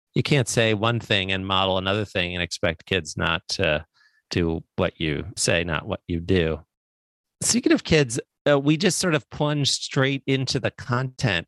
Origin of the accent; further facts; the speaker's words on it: Baltimore, Maryland, United States; I grew up in Baltimore